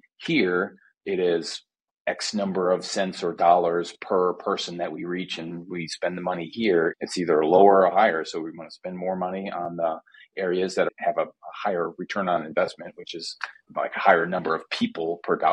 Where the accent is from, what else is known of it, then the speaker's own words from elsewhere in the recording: Middleton, Wisconsin, United States; my hometown church in Middleton, Wisconsin